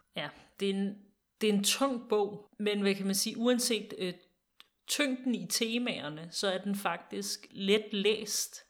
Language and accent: Danish; Denmark; os som danskere